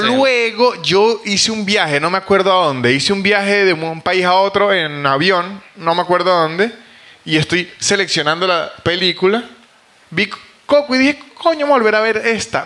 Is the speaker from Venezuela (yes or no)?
yes; San Cristóbal, Táchira, Venezuela; now in Buenos Aires, Argentina; yo soy de San Cristóbal, de la frontera